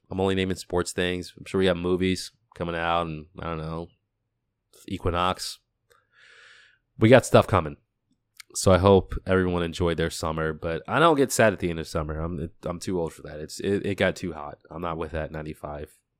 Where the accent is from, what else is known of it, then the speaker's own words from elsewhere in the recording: Boston, Massachusetts, United States; I'm from the U S, I grew up in Boston.